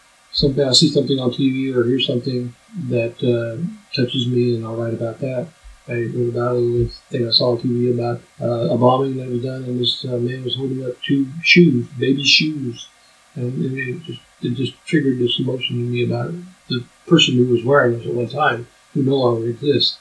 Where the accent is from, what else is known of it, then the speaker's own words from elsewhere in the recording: Topeka, Kansas, United States; I grew up in Topeka